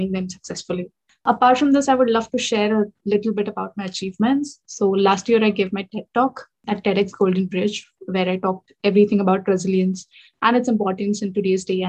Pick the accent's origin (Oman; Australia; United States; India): India; moved away as an adult; now in London, United Kingdom; I'm from India, but now based in UK. I'm pursuing my MBA here in the UK, in London